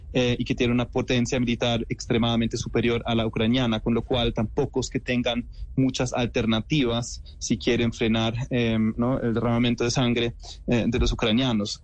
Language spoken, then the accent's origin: Spanish; Germany; siendo alemán